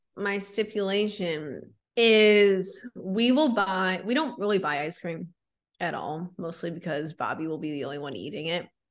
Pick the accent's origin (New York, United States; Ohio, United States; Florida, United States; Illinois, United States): Illinois, United States; Chicago suburbs; I was raised in Chicago suburbs